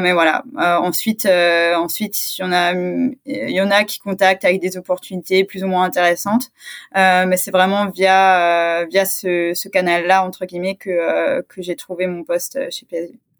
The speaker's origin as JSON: {"language": "French", "town": "Strasbourg", "region": "Grand Est", "country": "France", "said": "je suis originaire de, de Strasbourg"}